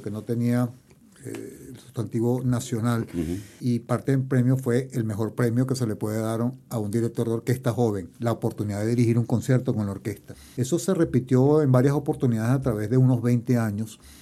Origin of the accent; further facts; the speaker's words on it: Barquisimeto, Lara, Venezuela; moved away as an adult; also born or lived in England; now in Chile; yo nací en Venezuela, pero mi familia es europea, mi padre era italiano y mi madre española